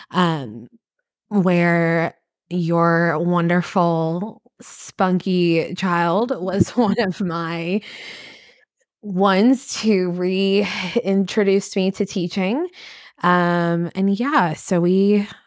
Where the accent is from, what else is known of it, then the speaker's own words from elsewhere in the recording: Kentucky, United States; I am originally from Kentucky.